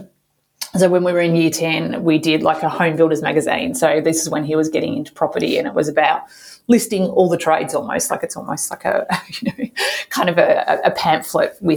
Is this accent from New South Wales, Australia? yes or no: no; Geelong, Victoria, Australia; now in Melbourne, Australia; I was born in Geelong in Victoria and I live in Elsdon, we call Melbourne now.